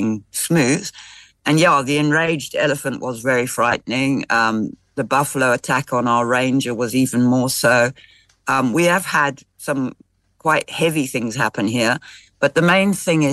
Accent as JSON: {"language": "English", "country": "Zimbabwe", "said": "I'm not South African, I'm Zimbabwean"}